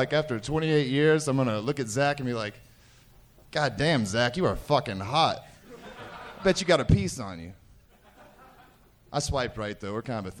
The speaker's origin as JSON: {"language": "English", "region": "West Virginia", "country": "United States", "also_born_or_lived": "Atlanta", "moved": "yes", "said": "I'm from West Virginia, though."}